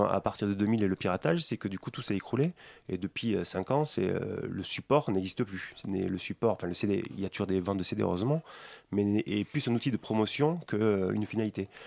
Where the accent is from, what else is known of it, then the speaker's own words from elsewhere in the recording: Toulouse, Occitania, France; je viens de Toulouse aussi, donc en région